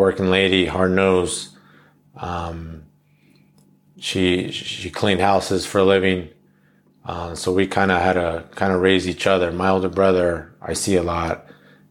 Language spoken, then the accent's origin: English; Los Angeles, California, United States; I grew up in Los Angeles